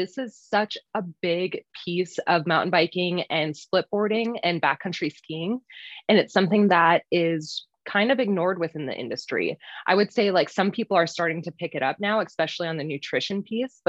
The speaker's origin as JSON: {"language": "English", "region": "Minnesota", "country": "United States", "moved": "as an adult", "lives_now": "Utah, United States", "said": "I am originally from Minnesota, but have lived in Utah for the past 8-ish years, going on 9 here now"}